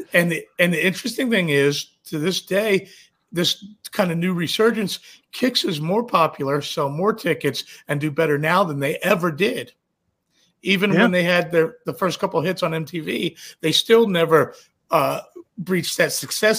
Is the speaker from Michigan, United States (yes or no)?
no; Washington, District of Columbia, United States; I'm from the Washington DC area